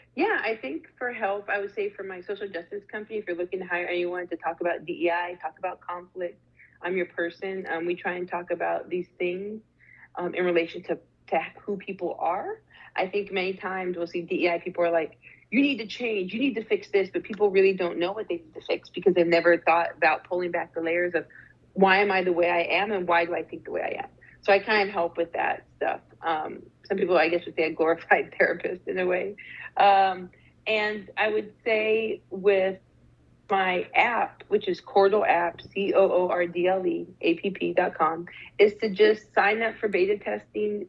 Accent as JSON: {"language": "English", "region": "Arizona", "country": "United States", "tie": "born or raised there", "also_born_or_lived": "Canada / Durham, North Carolina", "moved": "yes", "said": "I was born in Canada, but I was raised in Arizona"}